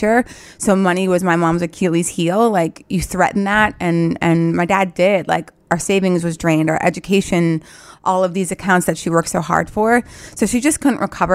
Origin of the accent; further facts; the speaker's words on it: North Dakota, United States; moved away as an adult; also born or lived in Philadelphia; is where I grew up